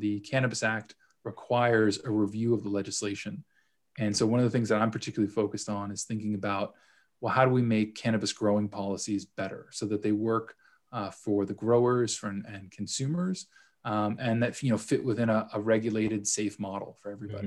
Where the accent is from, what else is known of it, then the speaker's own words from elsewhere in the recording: Los Angeles, California, United States; moved away as an adult; also born or lived in United Kingdom; now in Toronto, Canada; originally from Los Angeles, but uh, spent some time in the UK doing my uh, my grad school work there, and uh, now I'm here in Toronto